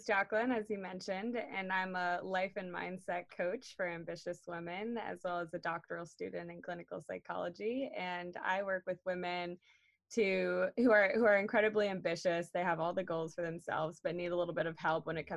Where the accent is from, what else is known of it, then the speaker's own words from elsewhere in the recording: Cape Cod, Massachusetts, United States; I'm from Cape Cod, Massachusetts